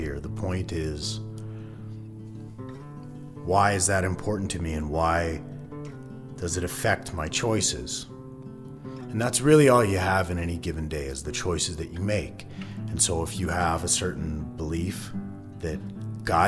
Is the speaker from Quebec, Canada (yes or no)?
no; Alberta, Canada; Growing up in Alberta, this Western place